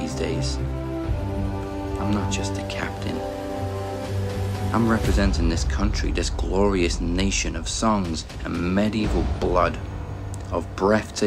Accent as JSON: {"language": "English", "region": "Wales", "country": "United Kingdom", "said": "being Welsh, we're always the underdogs"}